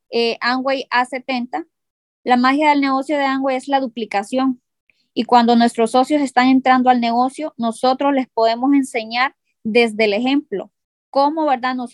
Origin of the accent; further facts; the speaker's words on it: San Pedro Sula, Cortés, Honduras; nosotras somos de San Pedro Sula y, podemos pues eh, hacer el negocio de manera presencial, pero no podemos abarcar los 18 departamentos